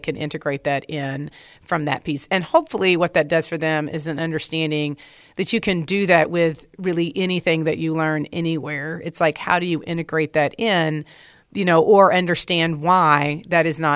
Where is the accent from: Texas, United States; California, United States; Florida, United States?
Texas, United States; Dallas; I grew up in Dallas.